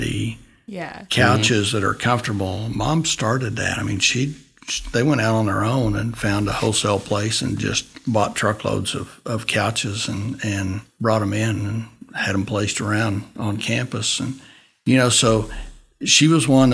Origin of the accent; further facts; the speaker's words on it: Dimmitt, Texas, United States; also born or lived in Canyon, Texas; Born in Canyon. And at 3 years old, we moved to Dimmitt. And so I've been there basically